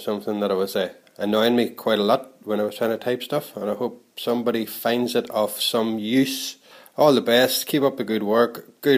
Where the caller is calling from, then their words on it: Ireland; I'm calling from Ireland.